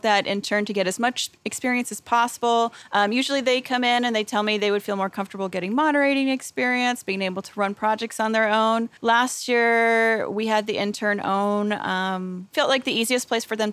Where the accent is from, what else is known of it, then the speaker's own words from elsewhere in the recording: the South, United States; I am from the South